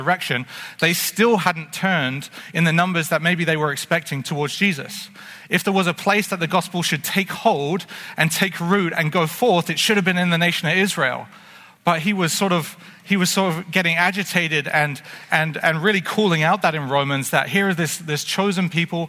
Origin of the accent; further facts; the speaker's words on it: England, United Kingdom; now in Canada; growing up in England